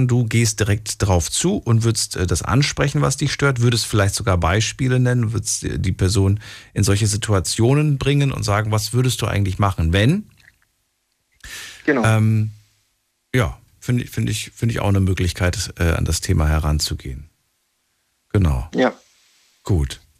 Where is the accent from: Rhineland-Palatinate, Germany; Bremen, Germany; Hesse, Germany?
Hesse, Germany; Darmstadt; Äh, ich bin aus Darmstadt, aus Hessen.